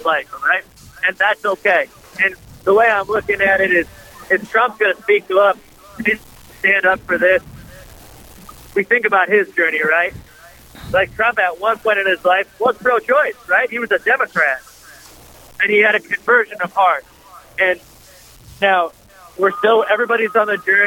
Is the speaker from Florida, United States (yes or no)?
no; Bismarck, North Dakota, United States; moved away; I'm originally from Bismarck, North Dakota